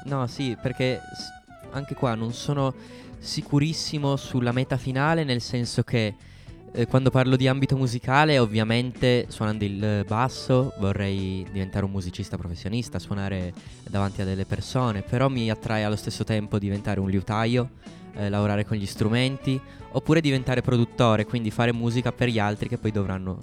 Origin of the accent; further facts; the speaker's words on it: Turin, Piedmont, Italy; io sono nato a Torino e ho origini sarde e mia mamma invece è albanese